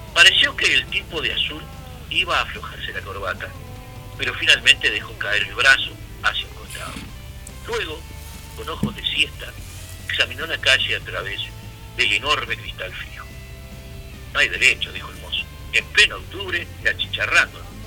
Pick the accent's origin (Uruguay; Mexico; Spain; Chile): Uruguay; cómo somos los uruguayos